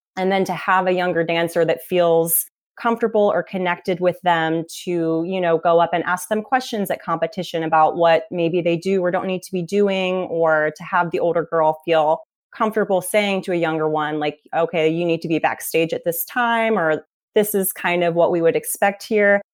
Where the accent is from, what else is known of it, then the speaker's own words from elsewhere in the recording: Cincinnati, Ohio, United States; moved away as an adult; also born or lived in Indianapolis, Indiana; now in Naples, United States; I grew up in Cincinnati, Ohio.